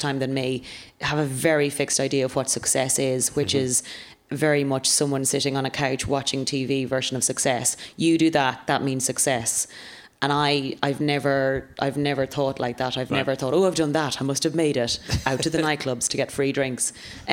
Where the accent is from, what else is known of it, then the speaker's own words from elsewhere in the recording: Ireland; now in London, United Kingdom; being an Irish woman in London.